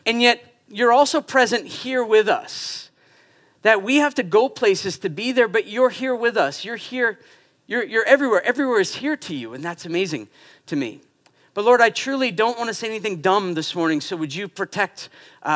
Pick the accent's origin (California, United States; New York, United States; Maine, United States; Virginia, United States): Maine, United States; Portland; moved away as an adult; now in Quebec, Canada; I am from Portland, Maine. I'm now Canadian, so I can say I'm a Canadian and a Quebecer